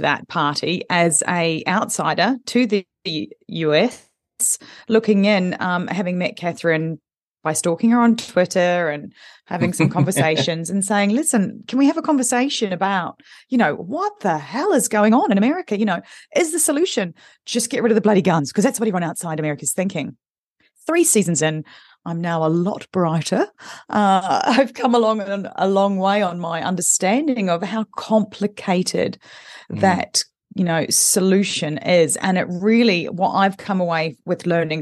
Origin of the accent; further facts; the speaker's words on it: New Zealand; moved away; I'm originally from New Zealand